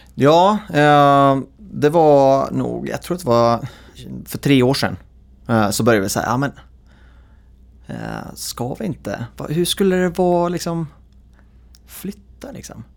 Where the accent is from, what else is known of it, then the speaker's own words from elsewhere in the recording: Idre, Dalarna County, Sweden; moved away as an adult; jag är ju född och uppväxt i Idre, eh, som är så här, en Idregut